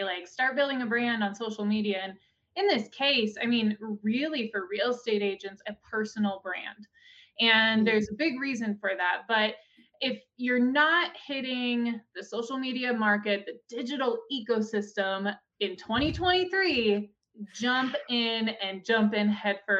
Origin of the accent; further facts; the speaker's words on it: Gillette, Wyoming, United States; I'm actually from Gillette, Wyoming